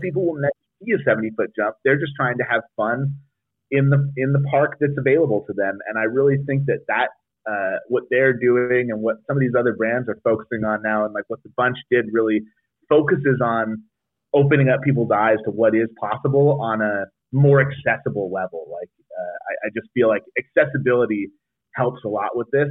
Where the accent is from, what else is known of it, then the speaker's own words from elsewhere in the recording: South Lake Tahoe, California, United States; I rode at Heavenly for a long time growing up in South Lake Tahoe